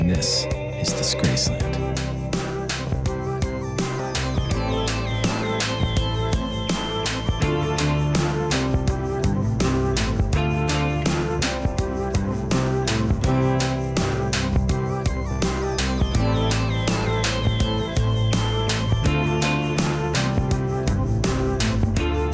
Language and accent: English; Middle America, United States; made it to my little corner of middle America